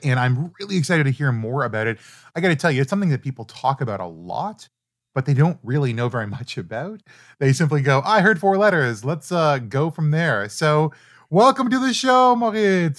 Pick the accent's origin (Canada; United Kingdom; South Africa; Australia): Canada; also born or lived in Toronto; I'm Canadian, we use Celsius